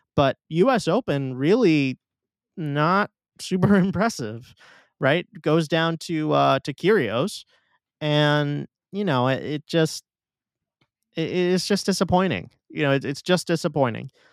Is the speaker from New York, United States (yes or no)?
yes; New York City, New York, United States; my hometown tournament